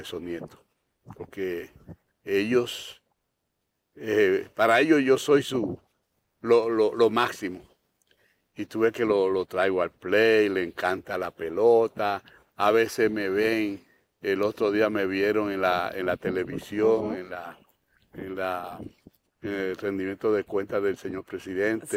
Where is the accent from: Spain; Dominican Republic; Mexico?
Dominican Republic